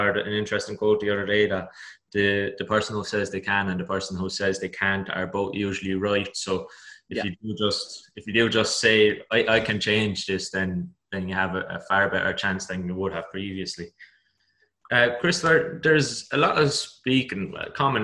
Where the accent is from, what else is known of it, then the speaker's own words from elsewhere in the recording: Ireland; as Irish people